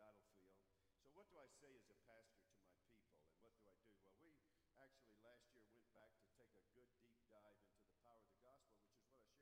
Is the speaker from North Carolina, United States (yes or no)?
yes; Charlotte, North Carolina, United States; back in my hometown, Charlotte, North Carolina